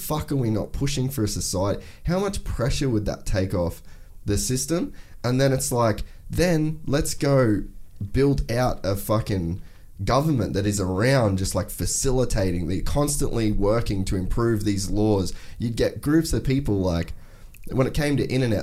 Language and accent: English; Cairns, Queensland, Australia; I grew up in Cairns